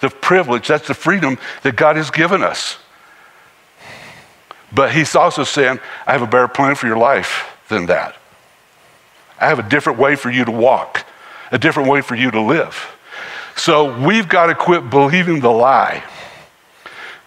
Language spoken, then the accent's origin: English; Harrisburg, North Carolina, United States; Growing up in Harrisburg, North Carolina, out in the country